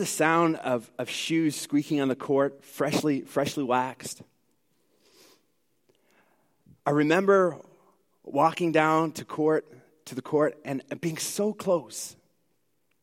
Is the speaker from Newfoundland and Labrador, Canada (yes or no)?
yes; Newfoundland and Labrador, Canada; now in Edmonton, Canada; I am originally from Newfoundland, so if there's like a few words you need to like sort of wonder what I'm saying, well, it's my accent probably coming out a little bit.